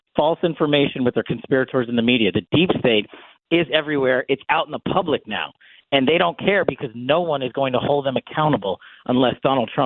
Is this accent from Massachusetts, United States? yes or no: no; New York, United States; moved away as an adult; I'm born and raised in New York. I moved away some time ago